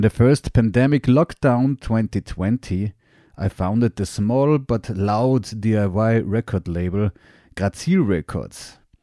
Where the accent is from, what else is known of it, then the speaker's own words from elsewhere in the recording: Graz, Styria, Austria; I'm a musician from Graz, Austria